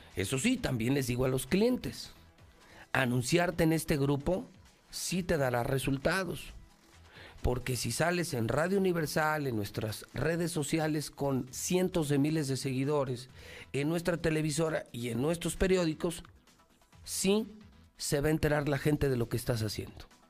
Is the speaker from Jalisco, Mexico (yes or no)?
yes; Teocaltiche, Jalisco, Mexico; Soy, soy alteño, colorado, boca seca pero soy mexicano